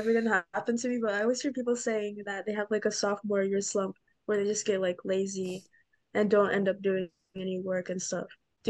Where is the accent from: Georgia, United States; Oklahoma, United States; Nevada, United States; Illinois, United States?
Georgia, United States; I'm from Georgia.